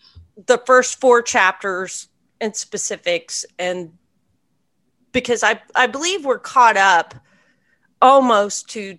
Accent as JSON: {"language": "English", "country": "United States", "said": "we can appreciate that as Americans."}